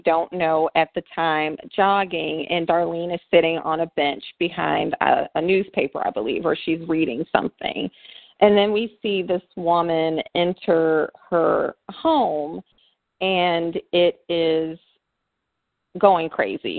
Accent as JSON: {"language": "English", "region": "the South", "country": "United States", "said": "I am from the South"}